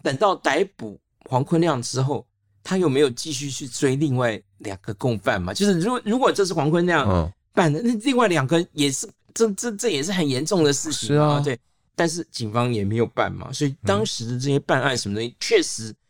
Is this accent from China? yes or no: no; Taipei, Taiwan; 虽然我是台北来的外省人